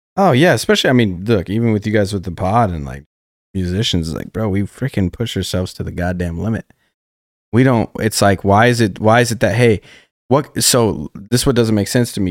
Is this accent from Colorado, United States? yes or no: yes; Colorado Springs, Colorado, United States; moved away as an adult; now in Nashville, United States; growing up in Colorado Springs